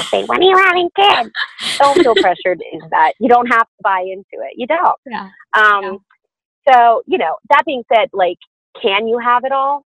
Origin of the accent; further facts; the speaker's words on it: the South, United States; I'm from the South.